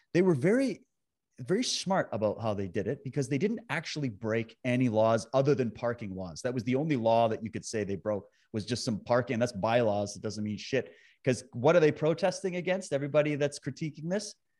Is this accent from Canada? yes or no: yes; Canada; I was born and raised in Canada. I live in B C, as you said, right now, but I've lived all over the country.